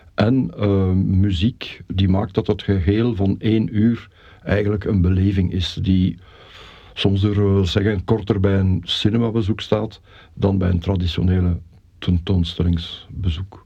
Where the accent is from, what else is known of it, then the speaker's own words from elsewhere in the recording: Belgium; now in Mechelen, Belgium; ik ben in, in ons geboortedorp dan ook wel heel actief geweest in het verenigingsleven